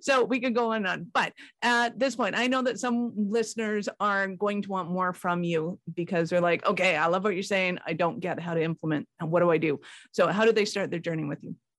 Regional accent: Canada; I'm Canadian

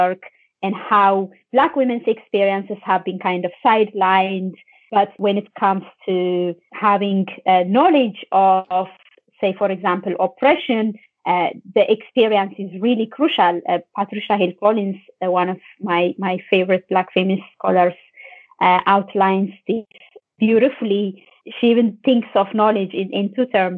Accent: Ethiopia; now in Ireland; I'm Ethiopian. I'm from Ethiopia and I live in Ireland.

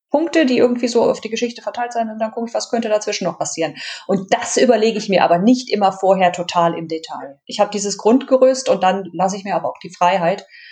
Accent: Düsseldorf, North Rhine-Westphalia, Germany; ich bin in der großen Stadt geboren

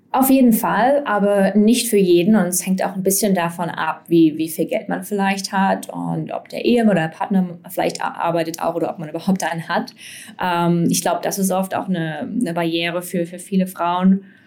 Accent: Erfurt, Thuringia, Germany; moved away; ich zum Beispiel komme ursprünglich aus Erfurt

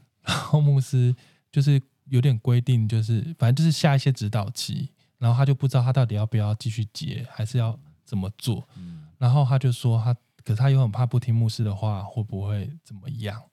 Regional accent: central and southern Taiwan, Taiwan; moved away; 我是中南部人

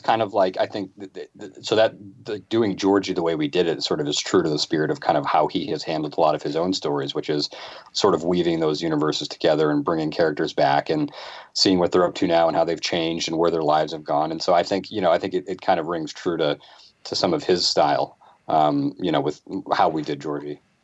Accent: Boston, Massachusetts, United States; I'm from the Boston area

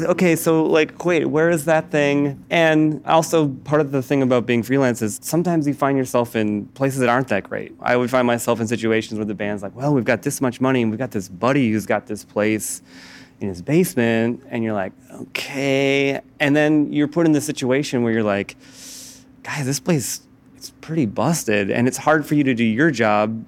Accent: Midwest, United States; I'm from the Midwest, I tend towards being anxious

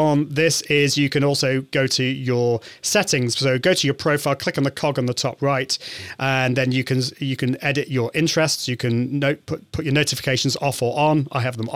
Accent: United Kingdom; I'm from the UK, I'm British.

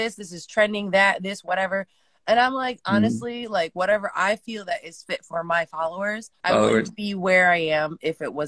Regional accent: Connecticut, United States; born or raised there; also born or lived in California

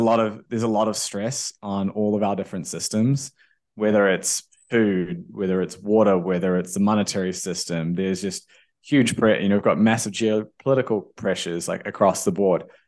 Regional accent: New Zealand; I, I grew up in New Zealand.

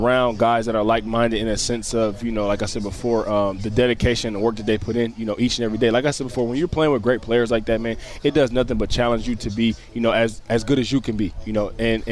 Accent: Detroit, Michigan, United States; moved away; growing up in Detroit

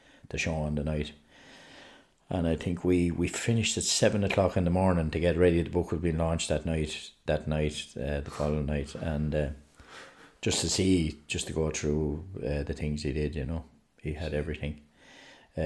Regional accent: Ireland; the pride of being Irish

